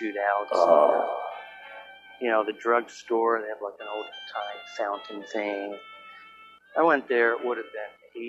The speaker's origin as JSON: {"language": "English", "region": "Florida", "country": "United States", "tie": "born or raised there", "also_born_or_lived": "New York", "said": "I was born in New York, but then we moved to Florida when I was 8 years old."}